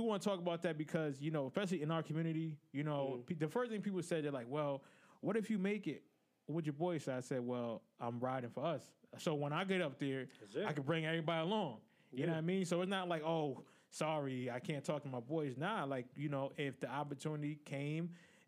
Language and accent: English; Connecticut, United States; We're from Connecticut